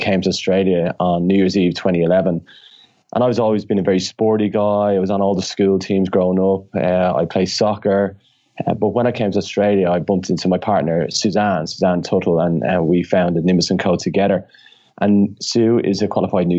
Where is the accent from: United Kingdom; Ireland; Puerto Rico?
Ireland; I always mix up the THs because I'm Irish and we don't pronounce our THs